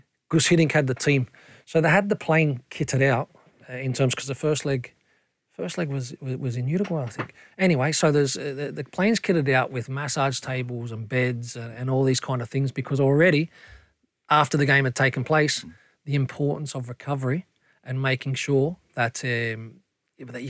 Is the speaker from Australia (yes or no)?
yes; Australia; moved away; growing up as an Aussie